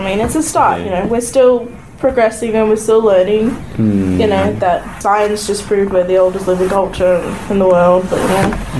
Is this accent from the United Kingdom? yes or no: no; Queensland, Australia; I'm from Queensland.